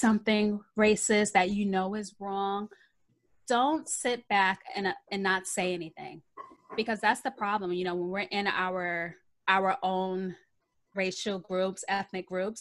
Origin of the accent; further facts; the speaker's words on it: New York City, New York, United States; now in Long Island, United States; I grew up in the Bronx